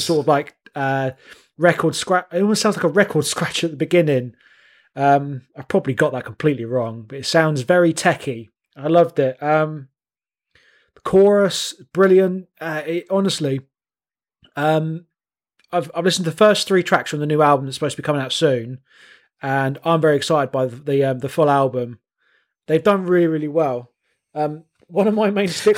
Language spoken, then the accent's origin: English; High Wycombe, South East England, United Kingdom; accent: Wycombe; I'm from High Wycombe